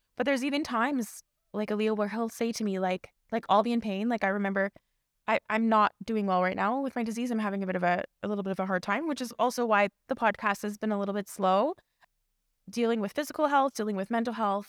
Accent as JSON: {"language": "English", "town": "Toronto", "region": "Ontario", "country": "Canada", "tie": "born or raised there", "said": "I grew up in Scarborough, born and raised, like, Scarborough to the world"}